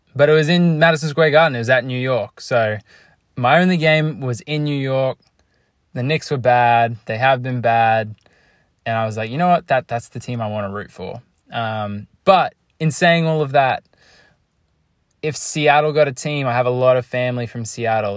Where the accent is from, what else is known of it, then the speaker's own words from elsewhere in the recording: Australia; I'm Australian